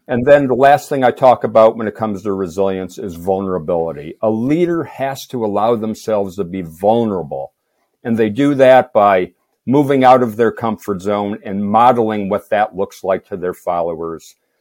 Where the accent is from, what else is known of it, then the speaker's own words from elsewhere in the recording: Moosic, Pennsylvania, United States; I was born in Moosic, Pennsylvania, a town of around five thousand